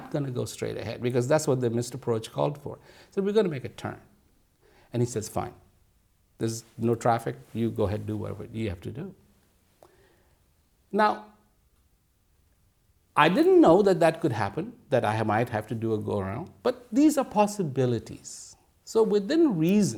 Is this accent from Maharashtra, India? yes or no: no; Dehradun, Uttarakhand, India; moved away; When I was growing up in Dehradun, we used to have mango trees